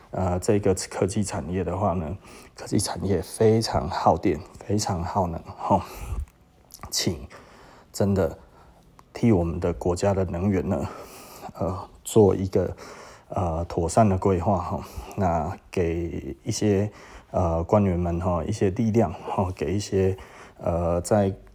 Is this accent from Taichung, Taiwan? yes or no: yes; Taichung, Taiwan; 就是我们台中人够卡水啊的地方，然后这个东西其实气槽就在我们台中，